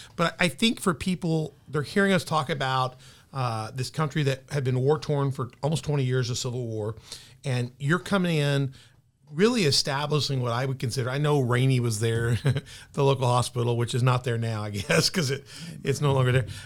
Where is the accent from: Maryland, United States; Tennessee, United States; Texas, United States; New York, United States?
Tennessee, United States; Memphis; now in Southern Illinois, United States; She came into Memphis, my hometown, so I'm a Memphis boy